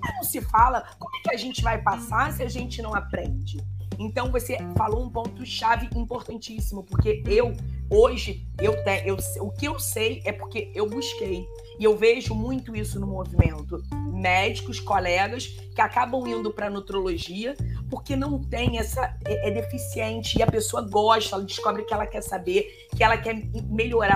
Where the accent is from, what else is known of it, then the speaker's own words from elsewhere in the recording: Rio de Janeiro, Brazil; eu sou do Rio de Janeiro, eu fiz uma estadual